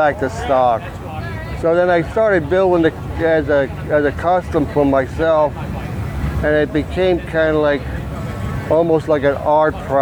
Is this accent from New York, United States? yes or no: no; Stroudsburg, Pennsylvania, United States; I'm from Stroudsburg, Pennsylvania.